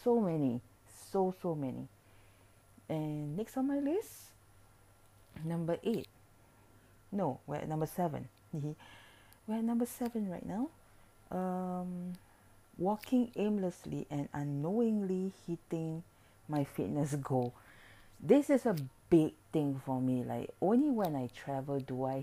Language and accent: English; Singapore; I'm from Singapore